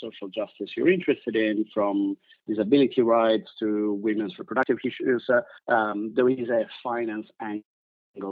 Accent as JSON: {"language": "English", "country": "Italy", "moved": "yes", "said": "I'm originally from Italy"}